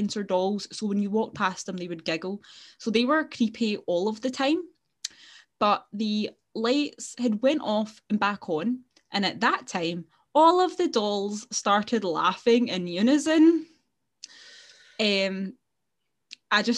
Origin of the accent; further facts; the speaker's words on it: Glasgow, Scotland, United Kingdom; if you can't tell from our very strong accents, we are indeed from Glasgow.